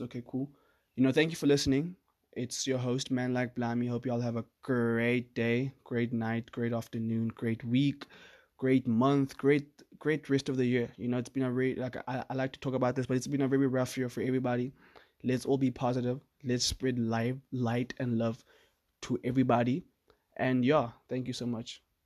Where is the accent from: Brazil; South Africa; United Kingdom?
South Africa; I'm from South Africa